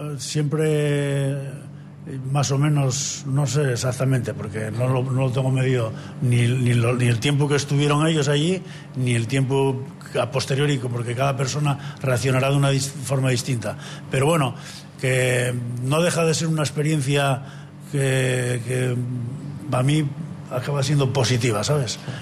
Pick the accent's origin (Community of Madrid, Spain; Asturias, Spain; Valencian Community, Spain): Asturias, Spain; creo yo que como asturiano y como profesor de educación física esto no debe morir así